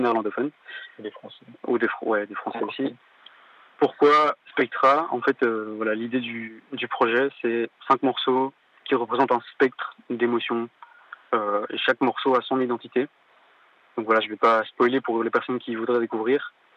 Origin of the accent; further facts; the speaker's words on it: Walloon Brabant, Wallonia, Belgium; je viens de la Wallonie, du Brabant Wallon, plus précisément